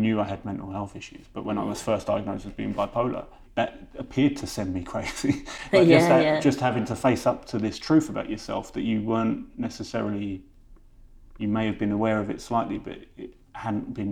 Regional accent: London, United Kingdom; I was born in Westminster in London. And then one of our first houses, we lived in Housing Association, but we lived behind the Houses of Parliament

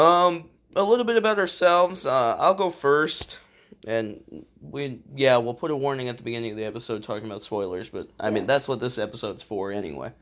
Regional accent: Illinois, United States; we're from Illinois

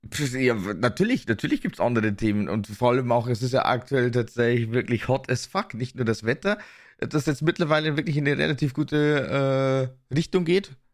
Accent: Bavaria, Germany; accent: Bavarian; in Bayern wird halt eigentlich wirklich bayerisch gesprochen

